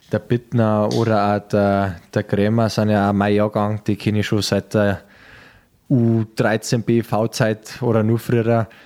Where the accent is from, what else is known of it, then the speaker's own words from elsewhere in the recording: Peißenberg, Bavaria, Germany; now in Munich, Germany; wir suchen gerade eine Wohnung in München, welche Ecken waren gut, wir haben Familie, ich bin in Peißenberg äh, aufgewachsen.